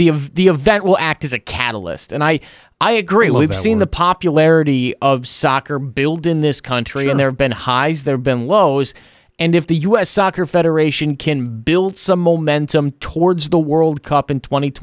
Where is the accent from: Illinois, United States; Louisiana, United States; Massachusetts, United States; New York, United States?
Illinois, United States; Chicago; as someone from the north, I'm from Chicago